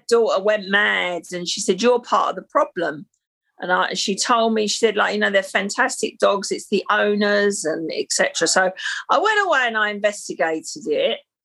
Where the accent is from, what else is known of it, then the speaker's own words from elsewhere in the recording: London, United Kingdom; I'm a Londoner. You would never guess by the accent, I guess. So, born and bred, I've lived in London, but and worked in London all my life. So, I was born in the 60s um, and I was born in Battersea in South London